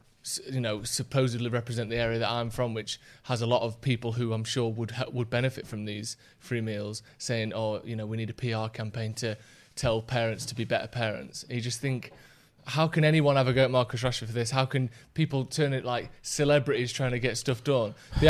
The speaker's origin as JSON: {"language": "English", "town": "Bassetlaw", "region": "East Midlands", "country": "United Kingdom", "said": "I'm from Bassett Law, workshop is in Bassett Law"}